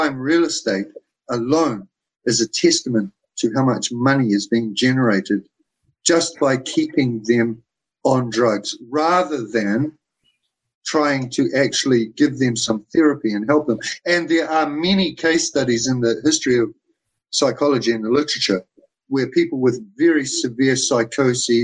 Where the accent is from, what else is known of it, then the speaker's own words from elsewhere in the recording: New Zealand; I come from New Zealand